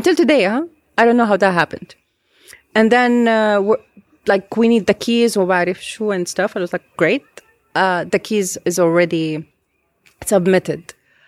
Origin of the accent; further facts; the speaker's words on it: Beirut, Beirut Governorate, Lebanon; because I was raised here in Beirut.